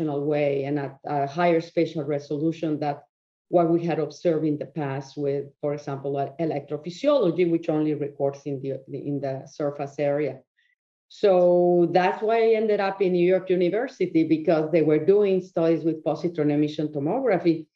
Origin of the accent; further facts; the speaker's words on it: Mexico; moved away as an adult; I was born in Mexico. I went to medical school there